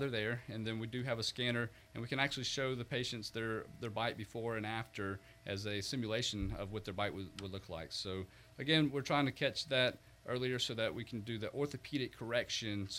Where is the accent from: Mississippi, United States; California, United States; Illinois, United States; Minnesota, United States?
Mississippi, United States; South; moved away as an adult; also born or lived in Florida; now in Pensacola, United States; I grew up in South Mississippi